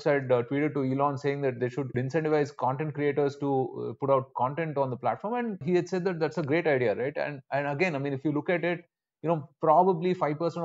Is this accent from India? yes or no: yes; India